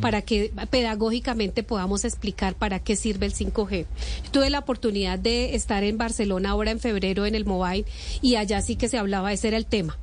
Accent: Boyacá, Colombia; moved away; Yo que soy de región y que voy a Boyacá eh, permanentemente

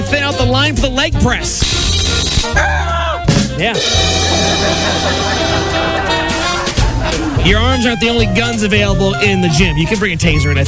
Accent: East Coast, United States; moved away; growing up on the East Coast, I fell in love with radio

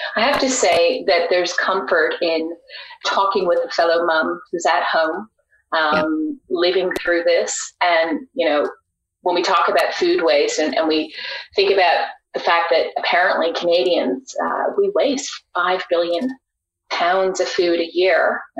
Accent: Australia; I'm originally from Australia, grew up on the farm.

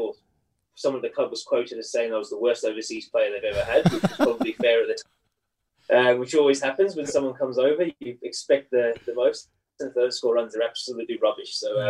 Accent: Western Cape, South Africa; moved away as an adult; also born or lived in England; Wellington Cricket Club, which is about 20 minutes outside where I grew up in South Africa.

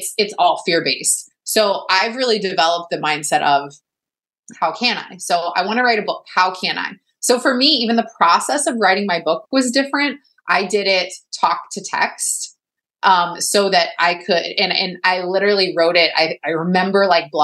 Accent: Texas, United States; I'm from Texas too

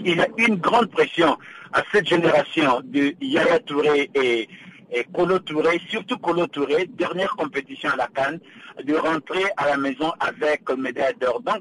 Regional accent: DR Congo; Je suis congolais d'origine

